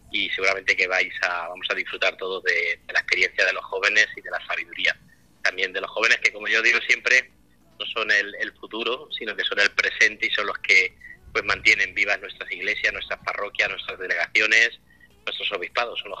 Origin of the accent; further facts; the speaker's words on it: Corral de Almaguer, Castilla-La Mancha, Spain; estoy volviendo ahora de, haber participado en, unas novenas aquí en Corral de Almaguer, en mi pueblo